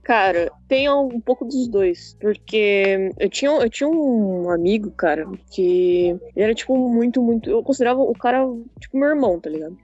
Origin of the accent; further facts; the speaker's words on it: São Paulo, Brazil; Eu sou de São Paulo, não moro no litoral